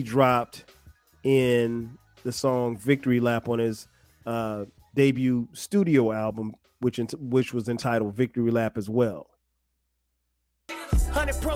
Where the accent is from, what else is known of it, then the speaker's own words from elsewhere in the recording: Florence, South Carolina, United States; now in Atlanta, United States; we grew up together in Florence, South Carolina